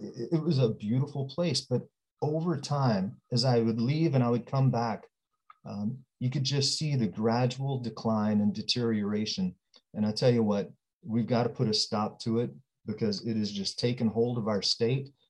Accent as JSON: {"language": "English", "town": "Odessa", "region": "Texas", "country": "United States", "tie": "born or raised there", "also_born_or_lived": "Washington State", "moved": "as an adult", "lives_now": "Puyallup, United States", "said": "I'm born and raised in Odessa, Texas"}